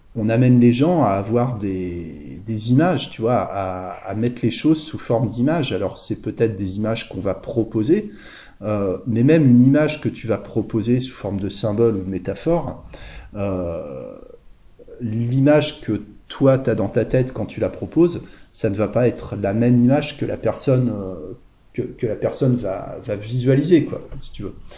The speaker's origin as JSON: {"language": "French", "town": "Le Havre", "region": "Normandy", "country": "France", "tie": "born or raised there", "said": "ça me rappelle mon enfance en fait. Je, suis né, je suis né au Havre en Normandie"}